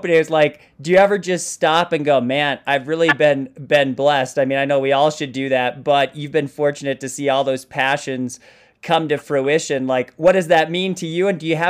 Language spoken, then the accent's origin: English; Moorhead, Minnesota, United States; I grew up in Moorhead, Minnesota, and I distinctly remember being like 11 years old.